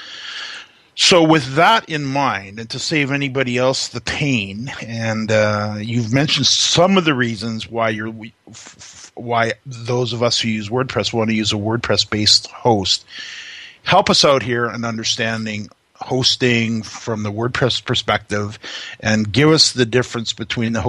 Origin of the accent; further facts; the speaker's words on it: Canada; we're Canadian